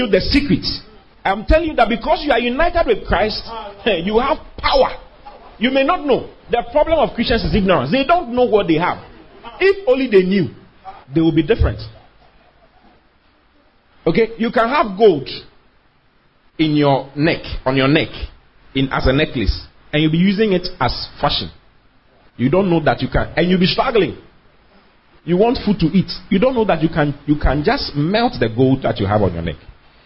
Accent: Accra, Greater Accra, Ghana; also born or lived in Kumasi; I was born and raised in Danzuman.

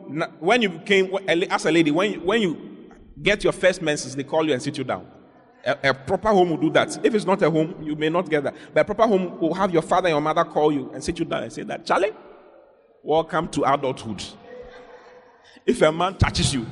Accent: Accra, Greater Accra, Ghana; moved away as an adult; also born or lived in Dansoman; now in Kumasi, Ghana; I grew up in Accra. I was born in Dansoman. And I grew up in Accra for many years before I went to Kumasi to school, to university

